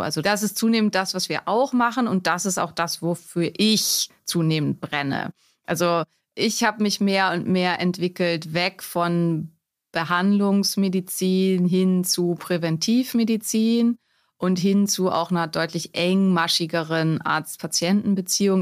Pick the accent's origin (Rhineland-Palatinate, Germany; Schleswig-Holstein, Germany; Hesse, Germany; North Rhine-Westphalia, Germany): Schleswig-Holstein, Germany; Neumünster; moved away as an adult; also born or lived in Lübeck / Greifswald; now in Berlin, Germany; wo komme ich her? Aus Neumünster in Schleswig-Holstein